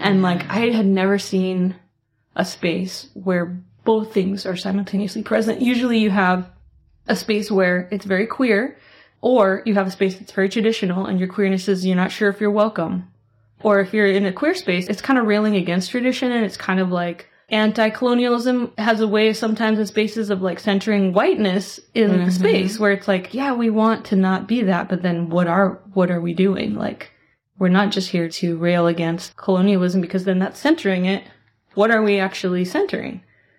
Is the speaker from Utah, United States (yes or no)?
yes; Utah, United States; moved away; also born or lived in Seattle; I grew up in Utah, constantly whitewashed over.